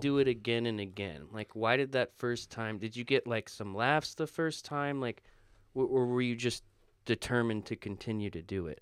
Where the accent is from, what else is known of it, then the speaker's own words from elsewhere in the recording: Florida, United States; moved away; I'm from Florida